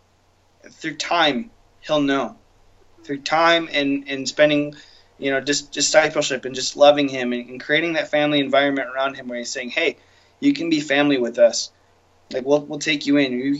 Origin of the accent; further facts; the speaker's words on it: Lapeer, Michigan, United States; moved away; I'm a small town boy from Lapeer, which is a little town.